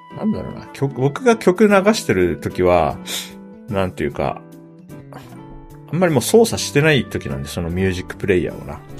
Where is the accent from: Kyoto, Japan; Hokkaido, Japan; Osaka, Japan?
Hokkaido, Japan; moved away as an adult; 24歳まで北海道に住んでたんで、うん、かつ、19歳までは北海道の外に一歩も出たことなかったんですよ。はい、だから割と、なんていうか、そう、喫水のどさんことして育った